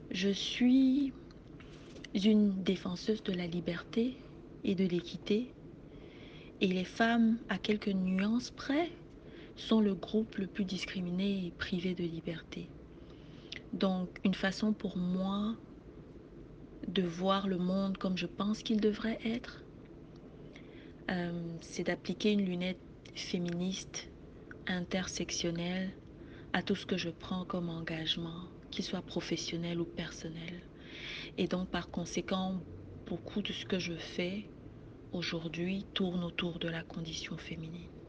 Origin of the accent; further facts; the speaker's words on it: Cameroon; now in Montreal, Canada; je suis camerounaise et je vis à Montréal.